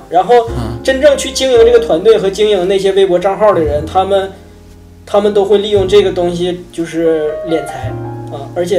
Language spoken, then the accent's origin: Chinese; Northeast China, China; accent: Northeastern; 我就是一个一个词儿蹦的时候可能那啥，但是连起来了，你就能听出来是东北郊区来的。